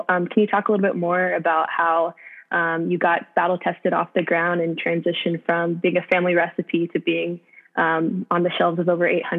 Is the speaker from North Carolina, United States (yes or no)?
yes; North Carolina, United States; I'm from North Carolina